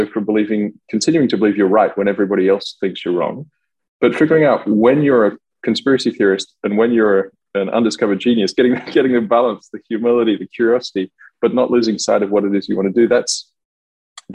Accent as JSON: {"language": "English", "country": "Australia", "also_born_or_lived": "Melbourne / Paris", "moved": "as an adult", "lives_now": "France", "said": "I live in France now, I'm Australian"}